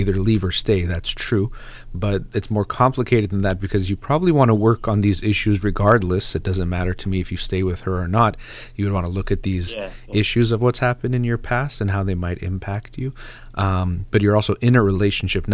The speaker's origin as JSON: {"language": "English", "country": "United States", "tie": "born or raised there", "said": "I'm Iranian as far as background goes and my parents, but I was born and raised in the United States"}